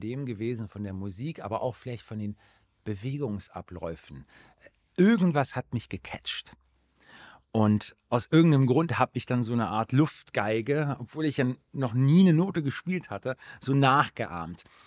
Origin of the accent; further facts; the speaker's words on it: Aachen, North Rhine-Westphalia, Germany; in Aachen, äh, in meiner Heimatstadt